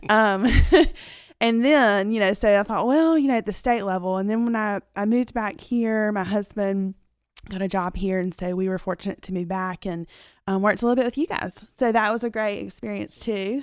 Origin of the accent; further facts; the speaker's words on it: Dothan, Alabama, United States; I'm homegrown. I mean, I like to tell people that. I'm from Dayton, Alabama